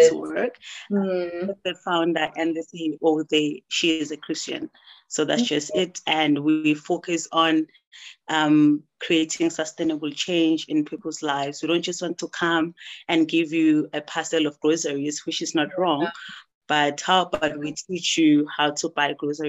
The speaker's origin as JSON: {"language": "English", "region": "Mpumalanga", "country": "South Africa", "moved": "as an adult", "lives_now": "Pretoria, South Africa", "said": "I'm from Mpumalanga, but I currently stay in Pretoria because of work"}